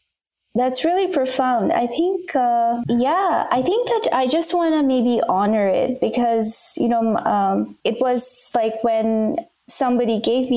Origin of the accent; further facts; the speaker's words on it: Bangladesh; first language Bangla; English is a second language; So I grew up in Bangladesh, and Bangla is like it's a language that's spoken there.